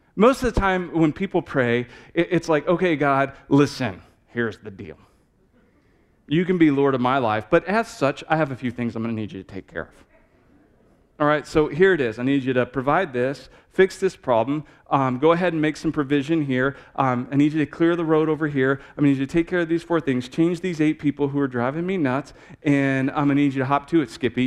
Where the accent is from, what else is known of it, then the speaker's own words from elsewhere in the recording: Texas, United States; moved away as an adult; now in Manchester, New Hampshire, United States; I'm from Texas